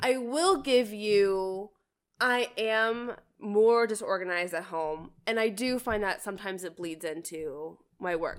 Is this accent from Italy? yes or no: no; Canada; moved away; I grew up in Canada